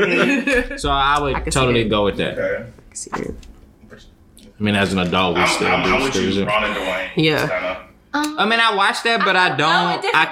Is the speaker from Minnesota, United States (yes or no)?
no; Galveston, Texas, United States; Like I'm from Galveston. We used to walk all the island.